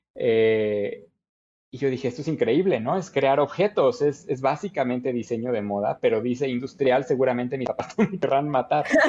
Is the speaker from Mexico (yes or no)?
yes; Querétaro, Mexico; soy orgullosamente queretano eh, de toda la vida